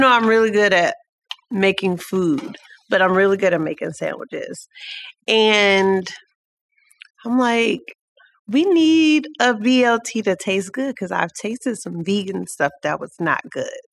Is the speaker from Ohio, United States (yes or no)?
yes; Cleveland, Ohio, United States; We're all here from Cleveland